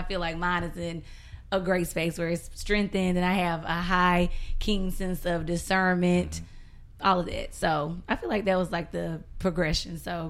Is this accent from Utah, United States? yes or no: no; South Carolina, United States; South Carolina.